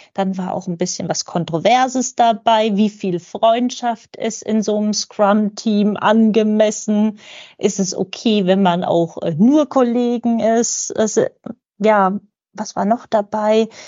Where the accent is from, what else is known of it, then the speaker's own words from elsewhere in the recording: Lübeck, Schleswig-Holstein, Germany; ich komme aus Lübeck